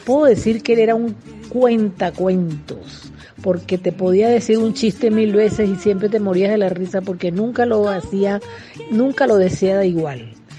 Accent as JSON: {"language": "Spanish", "town": "Caracas", "region": "Capital District", "country": "Venezuela", "said": "yo soy de Caracas"}